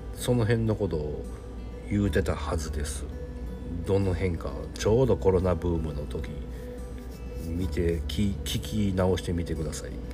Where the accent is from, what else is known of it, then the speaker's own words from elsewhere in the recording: Japan; 日本に生まれてる